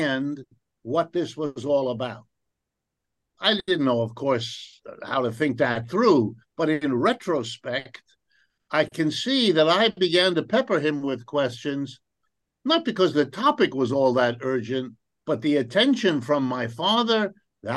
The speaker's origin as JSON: {"language": "English", "town": "New Rochelle", "region": "New York", "country": "United States", "tie": "born or raised there", "also_born_or_lived": "Ohio", "said": "I was born in Ohio, but my family moved east and around the time I was 5 years old and settled in a suburb of New York City. And the name of that suburb is New Rochelle, New York"}